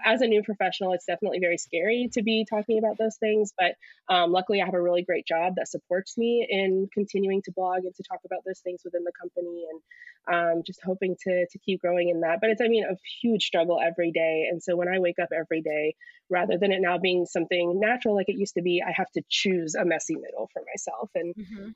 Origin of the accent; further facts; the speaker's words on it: United States; also born or lived in Pakistan; moved over here when I was less than a year year old. So to me, my life, I've always been American.